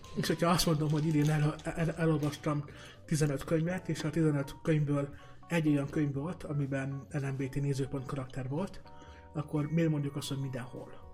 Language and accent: Hungarian; Balassagyarmat, Nógrád, Hungary; a vidéki szülővárosomban, Balsagyarmaton